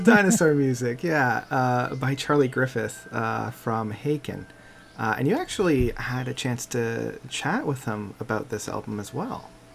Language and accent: English; Canada